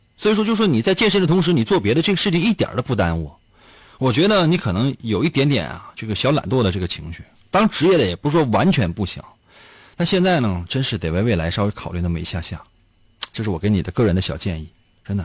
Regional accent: Northeast China, China; 在咱们东北

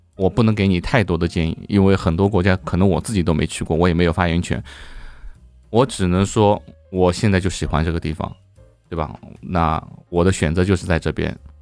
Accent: Shanghai, China; moved away as an adult; now in Chiang Mai, Thailand; 我上海人嘛

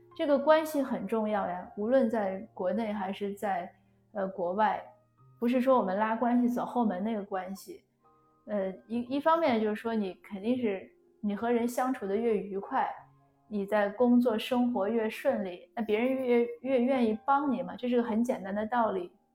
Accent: China; 我们中国人都很尊老爱幼

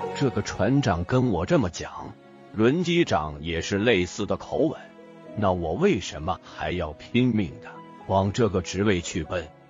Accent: Taiwan; 我是一名演员，演了四十年的戏，我在台湾出生，初中时，我的学习成绩很不好

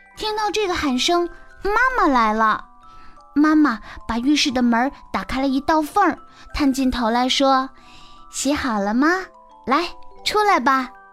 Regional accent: Xi'an, Shaanxi, China; 我来自西安

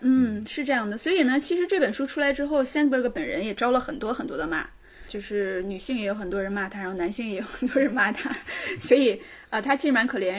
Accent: Northeast China, China; accent: Northeastern (Dongbei) dialect; 我们东北话叫耍尖儿

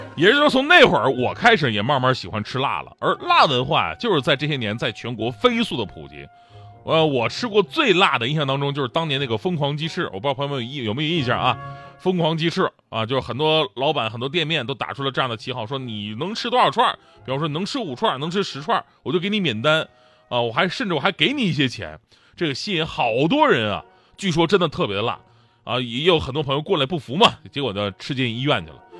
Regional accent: Northeast China, China; moved away as an adult; also born or lived in Wenzhou; 我是东北人啊

